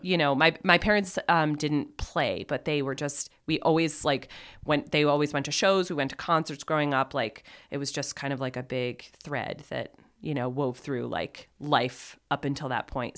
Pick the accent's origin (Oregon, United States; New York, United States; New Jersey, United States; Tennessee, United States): New York, United States; Plattsburgh; moved away as an adult; also born or lived in Ithaca, New York / Ireland / Saint Thomas; now in Burlington, United States; I was born and raised in Plattsburgh